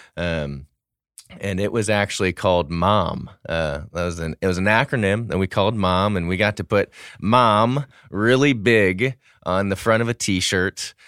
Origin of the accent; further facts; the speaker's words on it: St. Louis, Missouri, United States; now in Dallas-Fort Worth, United States; I grew up in Saint Louis, Missouri